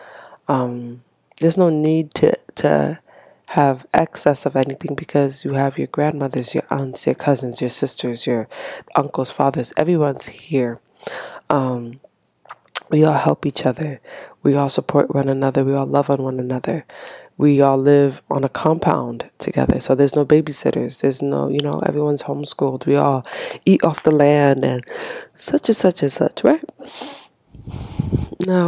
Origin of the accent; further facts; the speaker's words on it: Haiti; English is a second language; now in United States; born and raised in Haiti